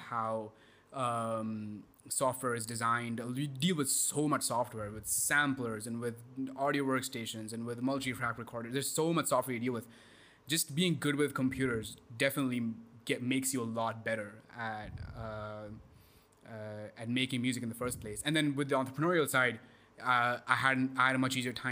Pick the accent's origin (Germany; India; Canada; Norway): India; moved away as an adult; also born or lived in Texas, United States; growing up in India.